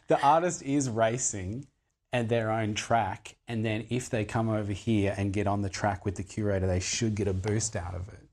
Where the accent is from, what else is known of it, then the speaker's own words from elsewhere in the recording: Darwin, Northern Territory, Australia; I grew up in Darwin